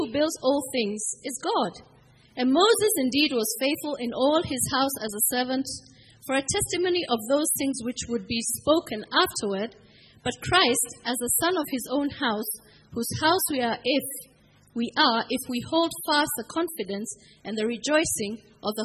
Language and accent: English; Kenya; moved away as an adult; now in South Africa; we're Kenyan.